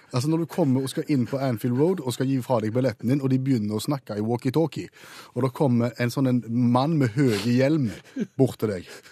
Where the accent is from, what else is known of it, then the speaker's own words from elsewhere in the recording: Stavanger, Rogaland, Norway; vi kom fra Norge ja. og, og, var fra Stavanger